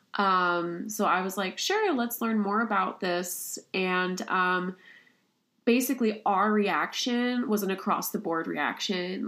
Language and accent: English; Kansas City, Kansas, United States; moved away as an adult; also born or lived in Connecticut; now in Ithaca, United States; I'm originally from Kansas City, Kansas.